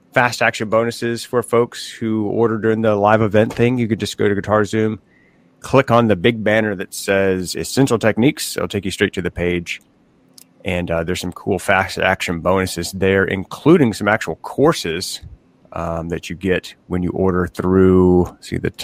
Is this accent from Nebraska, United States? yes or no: no; Tennessee, United States; I'm from Tennessee